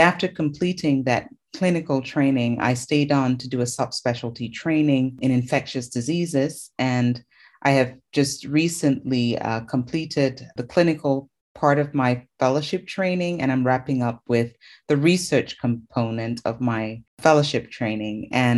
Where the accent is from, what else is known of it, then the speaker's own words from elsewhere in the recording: Cameroon; moved away as an adult; I'm originally from Cameroon, which is where I did my medical training.